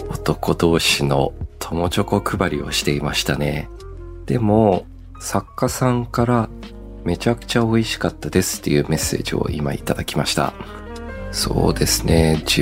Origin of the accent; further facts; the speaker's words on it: Australia; also born or lived in Japan; 僕帰国子女で二十歳までオーストラリアにいたんですけど、オーストラリアや西洋の国ではホワイトデーがないんですよ。